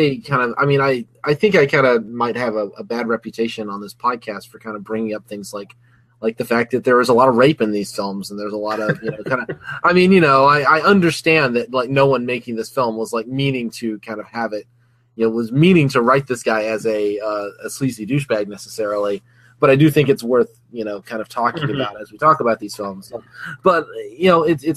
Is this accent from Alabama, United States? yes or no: yes; Alabama, United States; I'm from Alabama